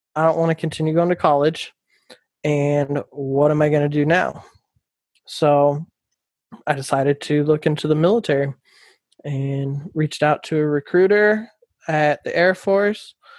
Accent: Folsom, California, United States; also born or lived in Alaska; moved to Folsom, California when I was 10, grew up in Folsom, graduated

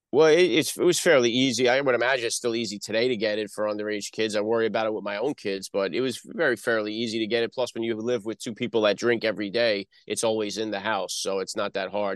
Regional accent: New Jersey, United States; accent: Northeast; also born or lived in Bronx, New York; I'm born in the Bronx, New York. I grew up, uh, in, uh, North Jersey.

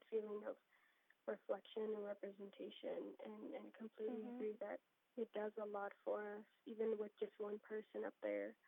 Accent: Texas, United States; I come from Texas

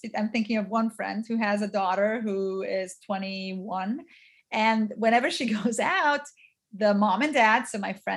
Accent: Kansas, United States; also born or lived in Romania; growing up in Kansas

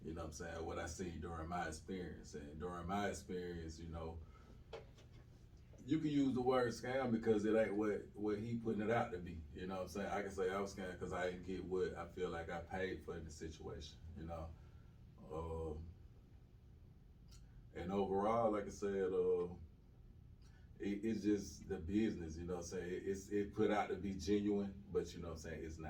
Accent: Sumter County, Alabama, United States; also born or lived in Tuscaloosa, Alabama; I'm from Alabama. Small town in Alabama, Sumter County, you know what I'm saying? Population of about 1,500 people

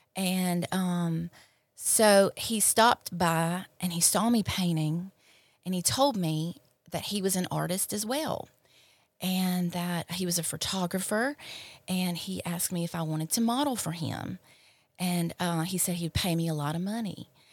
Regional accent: Clinton, Mississippi, United States; I grew up in Clinton, uh, an only child and of a single mother

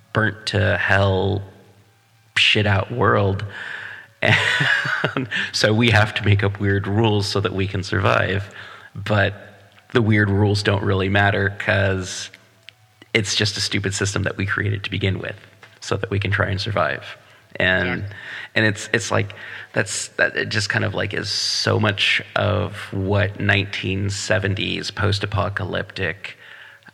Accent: Portland, Oregon, United States; in the 70s, early 80s as a kid growing up in Portland

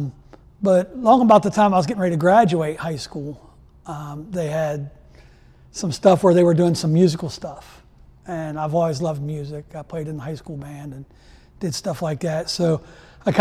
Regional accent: Steubenville, Ohio, United States; I grew up in Steubenville, Ohio

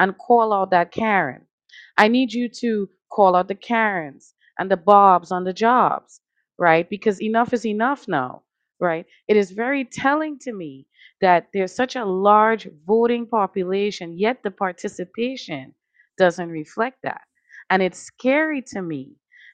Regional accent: Trinidad & Tobago; now in Connecticut, United States; I come from a country, Trinidad and Tobago, shout out. You know, I come from the West Indies.

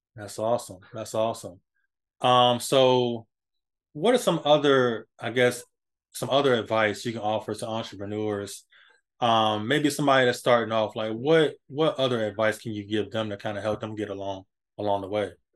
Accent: Hampton, Virginia, United States; my hometown in Hampton, Virginia

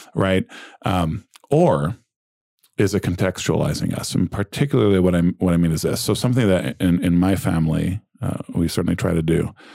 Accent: United States; we're American Christians

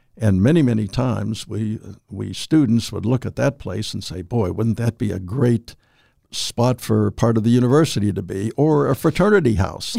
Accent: Weirton, West Virginia, United States; also born or lived in Steubenville, Ohio; I'm from Weirton, just across the river.

